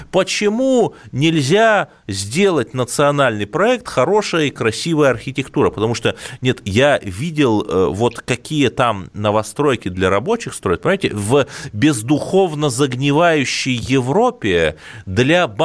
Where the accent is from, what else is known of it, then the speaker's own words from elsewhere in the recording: Cherepovets, Vologda Oblast, Russia; Череповец, Череповец – это антирекорд. По итогам 2020 года не только коронавирус отличился, но и в моем родном городе стоимость квадратного метра метров впервые превысила психологическую отметку 90 тысяч.